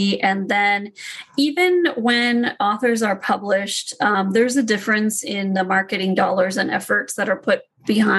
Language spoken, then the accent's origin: English; United States; I'm Indian American